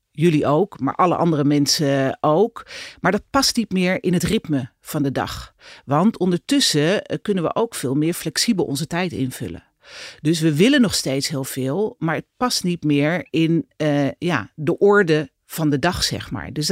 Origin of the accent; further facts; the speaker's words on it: Netherlands; zijn we als Nederlanders eigenlijk helemaal niet zo druk.